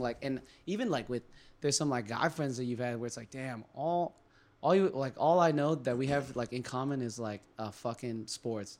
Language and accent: English; California, United States; now in Boston, United States; I'm from California